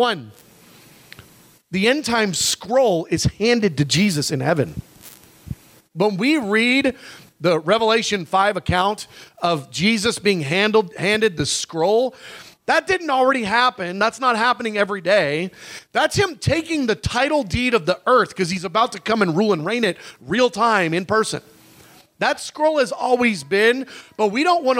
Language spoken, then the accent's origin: English; United States; as an American Christian